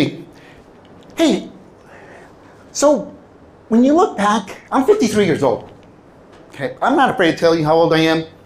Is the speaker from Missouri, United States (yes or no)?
no; California, United States; English is a second language; also born or lived in Mexico; I was born in Southern California